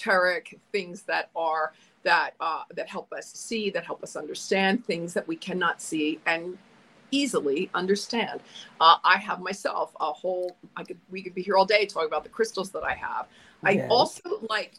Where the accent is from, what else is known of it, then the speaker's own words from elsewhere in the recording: East Coast, United States; moved away as an adult; also born or lived in Europe; now in Phoenix, United States; I'm from the East Coast. I went to live in Europe for 30 years.